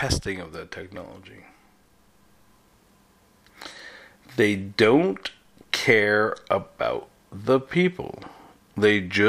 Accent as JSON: {"language": "English", "region": "New York", "country": "United States", "tie": "born or raised there", "moved": "yes", "said": "I'm from New York, okay, so born, raised, left, went back, left again"}